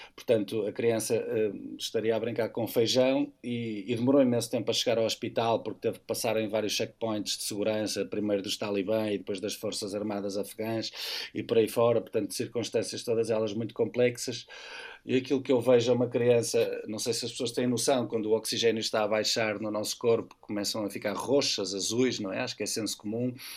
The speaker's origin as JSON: {"language": "Portuguese", "town": "Porto", "region": "Porto District", "country": "Portugal", "said": "estou a aterrar na cidade do Porto, vindo da missão, eh, com os olhos vidrados na minha cidade"}